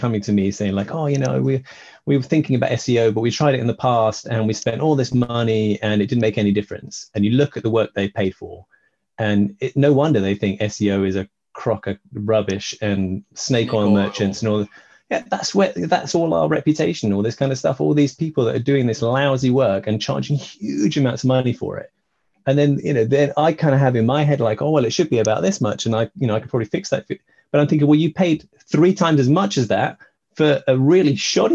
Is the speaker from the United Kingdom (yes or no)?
yes; United Kingdom; I'm British